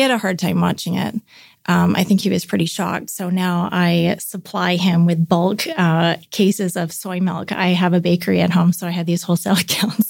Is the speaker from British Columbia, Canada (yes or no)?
yes; North Vancouver, British Columbia, Canada; grew up in North Vancouver. Yeah, a suburb outside of Vancouver in British Columbia, Canada.